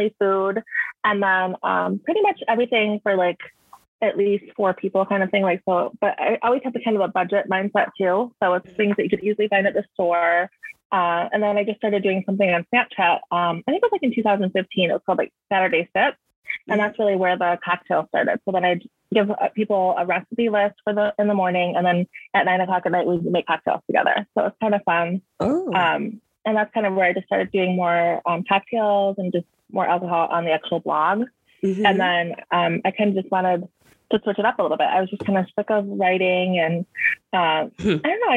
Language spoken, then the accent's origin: English; Michigan, United States; also born or lived in Wisconsin / Grand Rapids, Michigan; I am from Michigan. Right now I'm in Grand Rapids, so it's like on the west side.